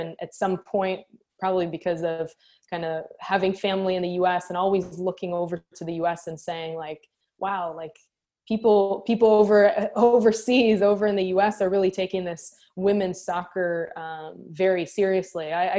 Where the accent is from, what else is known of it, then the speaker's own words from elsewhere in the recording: Israel; moved away as an adult; also born or lived in London, United Kingdom; now in United States; So I grew up in Israel, born and raised in Israel. From a small moshav